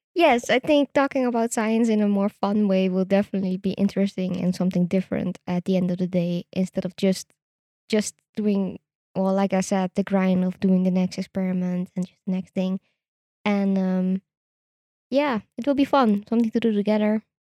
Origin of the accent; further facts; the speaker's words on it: Netherlands; I am Dutch. I was born in the Netherlands. I did all my studies in the Netherlands